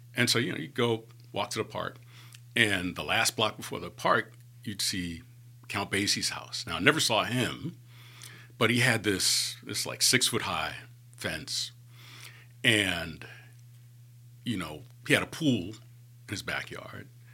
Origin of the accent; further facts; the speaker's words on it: New York City, New York, United States; moved away as an adult; also born or lived in Atlanta, Georgia; now in Birmingham, United States; growing up in New York